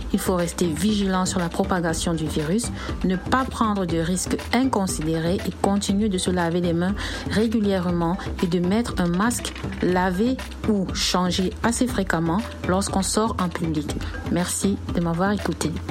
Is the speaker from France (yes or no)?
no; Cameroon; moved away as an adult; now in Shanghai, China; je suis camerounaise